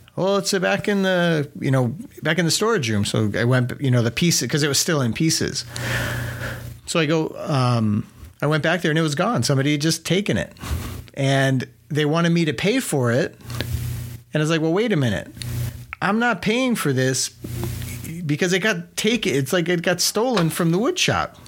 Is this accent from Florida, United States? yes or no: no; New Mexico, United States; also born or lived in Ruidoso, New Mexico; growing up in New Mexico, my dad had a little shed on the side of the house